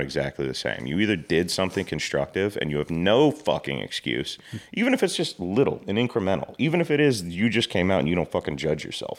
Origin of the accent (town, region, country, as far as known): Georgia, United States